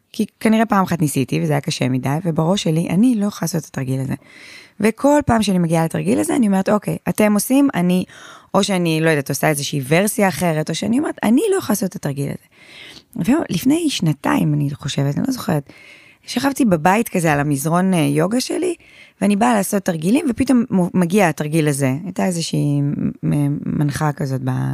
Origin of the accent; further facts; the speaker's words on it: Haifa, Haifa District, Israel; אני גדלתי בשכונה אה, נקראת שכונת שפרינצק, כל החיפאים יודעים בדיוק מה זו השכונה הזאת